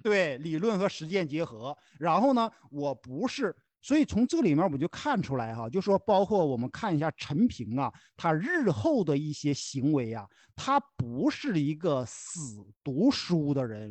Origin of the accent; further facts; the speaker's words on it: Henan, China; 咱们都是河南人